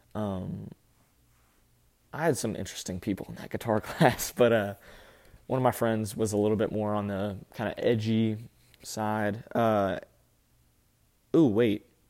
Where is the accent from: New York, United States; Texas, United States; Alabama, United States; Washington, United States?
Alabama, United States; Birmingham; also born or lived in Huntsville, Alabama; born and raised in Alabama, Huntsville, and then Birmingham